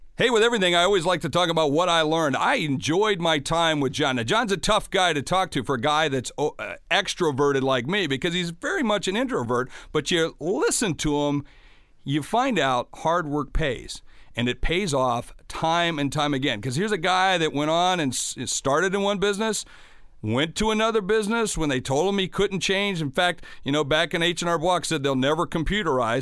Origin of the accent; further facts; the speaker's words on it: Sioux Falls, South Dakota, United States; my hometown of Sioux Falls, South Dakota